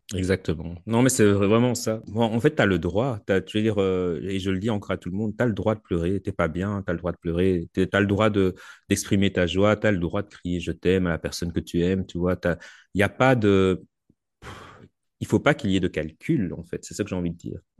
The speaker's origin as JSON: {"language": "French", "country": "Belgium", "said": "chez nous en Belgique"}